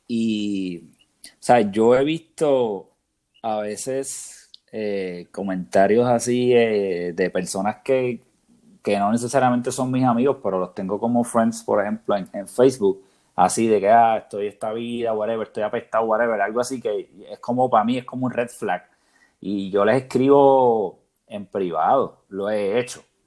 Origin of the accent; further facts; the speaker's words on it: Puerto Rico; como puertorriqueños, de lo que somos